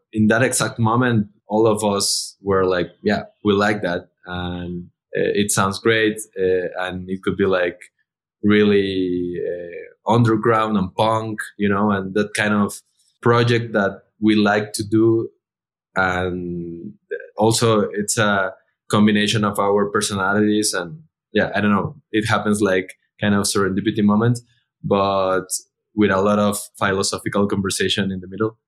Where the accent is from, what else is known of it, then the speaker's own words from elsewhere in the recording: Mexico; all the founders, we are from Mexico